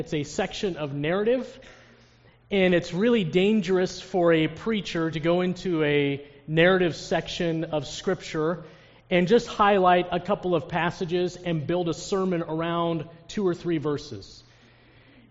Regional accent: Ohio, United States; Ohio, I'm from Ohio

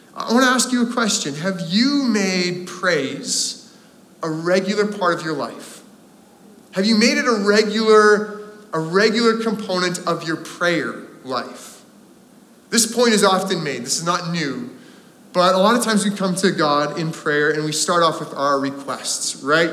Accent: Landmark, Manitoba, Canada; now in North Vancouver, Canada; growing up in Landmark, Manitoba

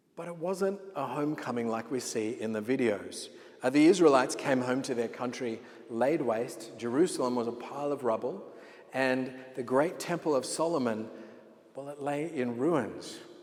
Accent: Sydney, New South Wales, Australia; moved away as an adult; I was born in Sydney, Australia, and I lived there all of my life until God called me to pastor this church uh, almost two years ago

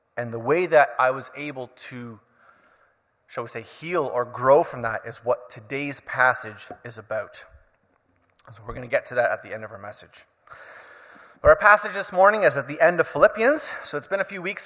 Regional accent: Canada; As a Canadian citizen

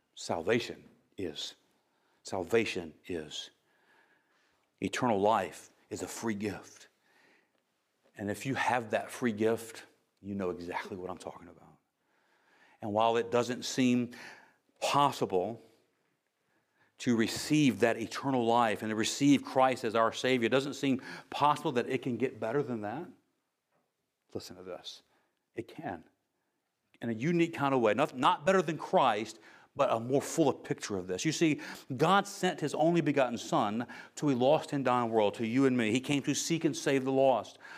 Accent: United States; I'm from America

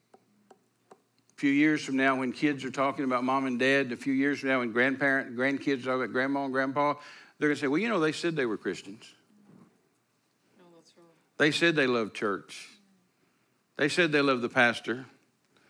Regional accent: Texas, United States; I'm a Texan.

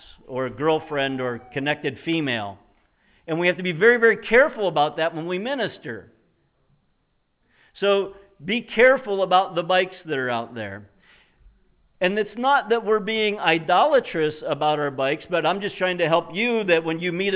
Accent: United States; We as American citizens and Christians in America

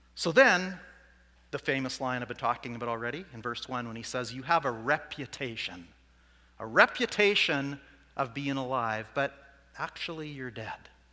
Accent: Saskatoon, Saskatchewan, Canada; I'm not from Swift Current, I'm from Saskatoon.

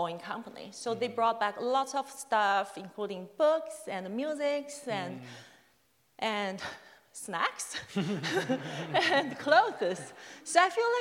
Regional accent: Chengdu, Sichuan, China; English is a second language; moved away as an adult; now in Canada; So I was born and grew up in China, mainland China. So Chengdu is my hometown.

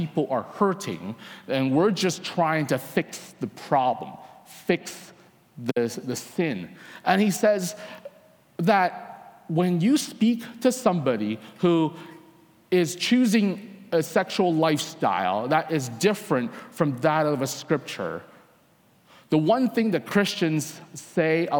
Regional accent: Vancouver, British Columbia, Canada; I'm from Vancouver, Canada.

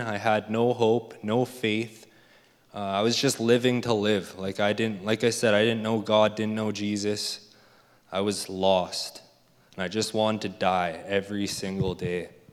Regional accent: Leduc, Alberta, Canada; I was born and raised in Leduc, Alberta

